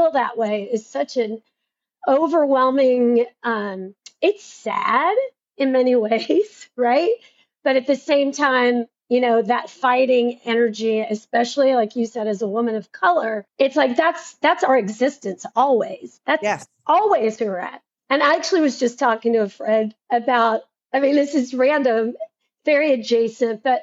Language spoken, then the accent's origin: English; Tennessee, United States; I'm from Tennessee.